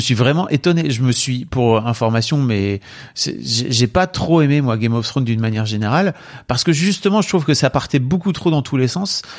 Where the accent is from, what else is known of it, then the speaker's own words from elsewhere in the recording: the North, Hauts-de-France, France; je suis du Nord.